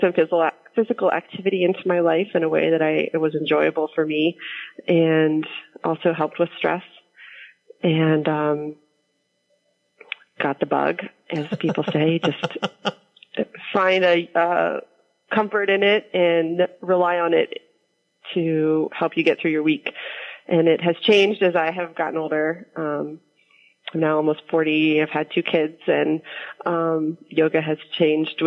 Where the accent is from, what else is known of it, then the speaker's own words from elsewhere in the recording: Pittsburgh, Pennsylvania, United States; I grew up in the East End. I still live there.